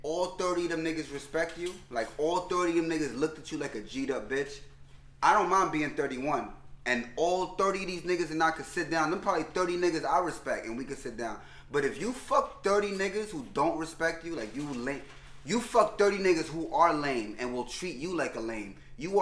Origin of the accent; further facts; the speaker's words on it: New York City, New York, United States; I come from New York City